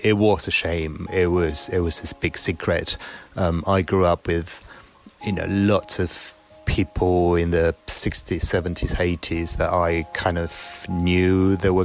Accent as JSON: {"language": "English", "region": "Buenos Aires", "country": "Argentina", "tie": "born or raised there", "moved": "yes", "lives_now": "Germany", "said": "I basically grew up in Argentina"}